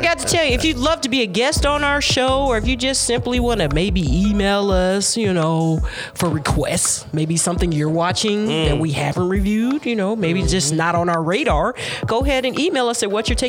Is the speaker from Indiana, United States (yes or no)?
no; St. Louis, Missouri, United States; We are from St. Louis